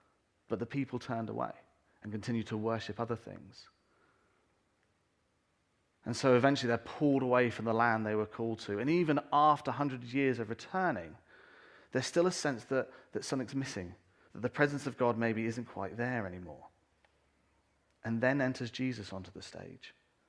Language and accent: English; England, United Kingdom; also born or lived in North America; And I remember when we came back, I was about 12 years old, and we came back to this country. And I'm British, I'm English, and I hold on to that very strongly.